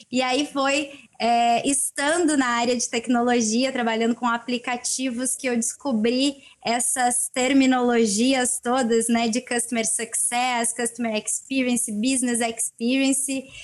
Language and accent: Portuguese; Rio Grande do Sul, Brazil; also born or lived in Northeast Brazil / São Paulo / Campinas / Rio de Janeiro; Eu sou aqui do Rio Grande do Sul, é